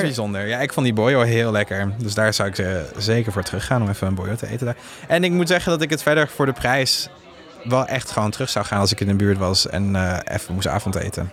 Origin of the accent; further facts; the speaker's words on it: southern France, France; Dutch is a second language; now in Netherlands; die streek waar ik ben opgegroeid in Frankrijk